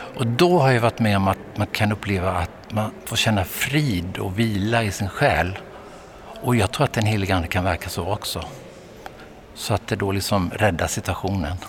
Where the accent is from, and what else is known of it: Vetlanda, Jönköping County, Sweden; born or raised there